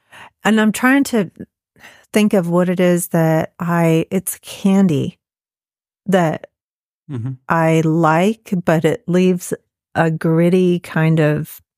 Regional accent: Florida, United States; When I was a teenager, I grew up in Florida

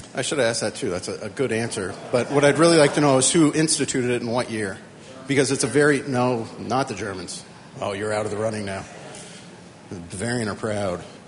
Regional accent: Lincoln, Nebraska, United States; now in Colorado, United States; I'm a native from Lincoln, Nebraska

